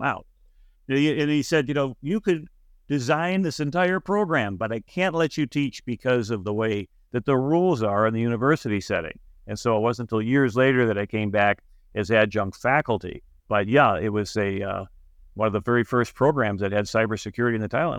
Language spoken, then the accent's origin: English; Buffalo, New York, United States; we're both from Buffalo